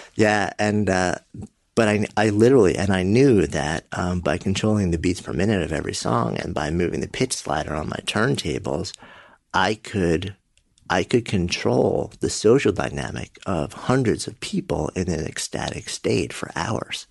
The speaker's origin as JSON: {"language": "English", "town": "New York City", "region": "New York", "country": "United States", "tie": "born or raised there", "said": "I'm a New Yorker. Hmm. Born just outside and been in the city for my entire adult life"}